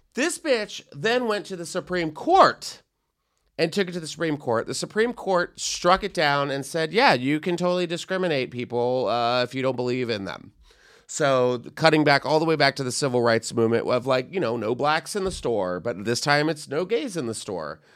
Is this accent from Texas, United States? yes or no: yes; Texas, United States; I'm from Texas